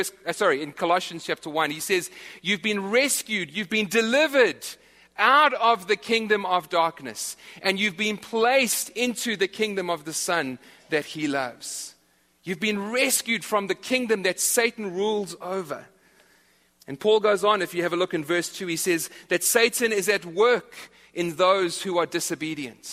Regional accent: South Africa; moved away; I'm from South Africa, as are a few others in this church.

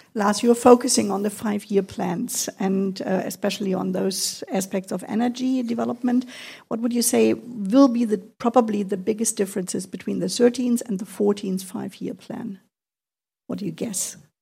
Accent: Kiel, Schleswig-Holstein, Germany; I'm almost Danish. I was born in Kiel.

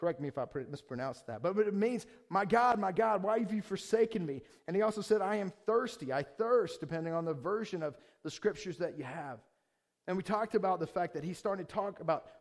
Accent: Georgia, United States; moved away; I'm from the South, from Georgia.

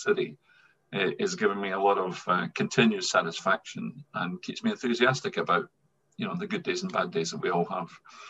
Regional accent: Scotland, United Kingdom; accent: Scottish; moved away as an adult; also born or lived in England / Wales; now in Edinburgh, United Kingdom; I'm pretty much very Scottish, as you can hear from my accent. So I've spent the vast majority of my career down south in England and Wales. I always said that I would never come back to Scotland because I enjoy living in England and Wales

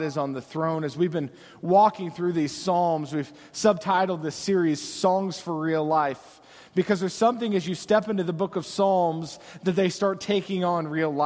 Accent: United States

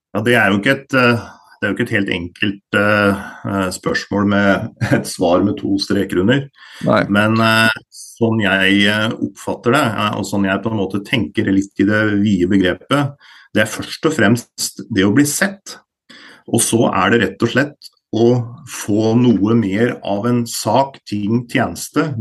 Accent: Elverum, Innlandet, Norway; Jeg er jo da fra Elverum. Eh, og vokste opp i denne bedriften

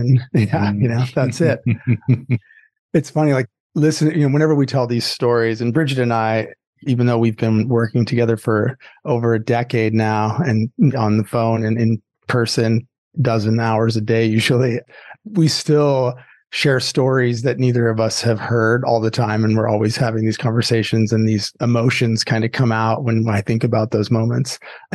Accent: Southern California, United States; also born or lived in Chicago, Illinois; we moved to Southern California when I was pretty young

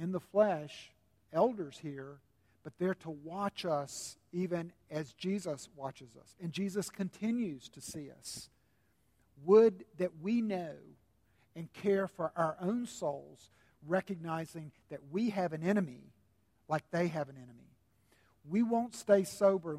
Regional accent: South Carolina, United States; a southerner like me, born and bred in South Carolina

